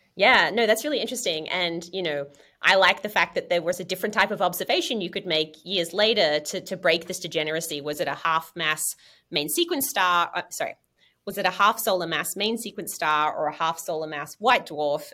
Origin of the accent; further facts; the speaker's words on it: Australia; now in United States; I'm from Australia originally, and now I've been in the US for 15 years